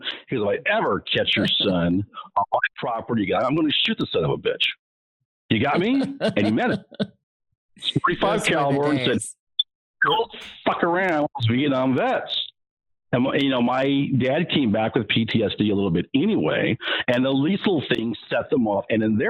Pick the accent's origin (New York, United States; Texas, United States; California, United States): California, United States; Anaheim; also born or lived in Sacramento / Las Vegas; Well, we went from Air Force Base to Air Force Base. We were in Sacramento, in Anaheim, California, mainly. Nellis Air Force Base in Las Vegas, a few others.